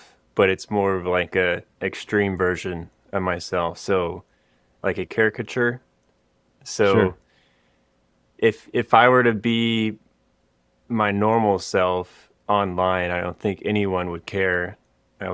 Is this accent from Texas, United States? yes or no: yes; Austin, Texas, United States; born or raised there